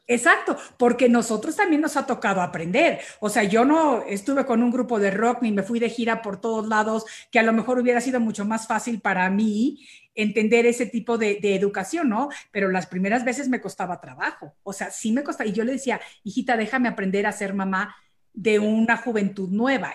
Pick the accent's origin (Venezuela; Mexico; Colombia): Mexico; now in United States; yo soy mexicana